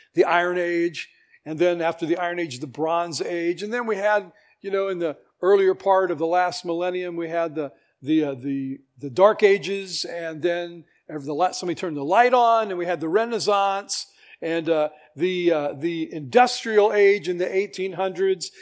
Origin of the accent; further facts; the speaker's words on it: United States; I'm American, I'm a citizen of the world